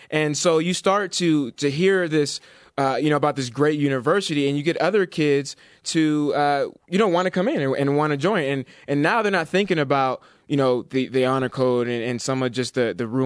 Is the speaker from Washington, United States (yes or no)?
no; California, United States; I'm from the Giants Bay Area.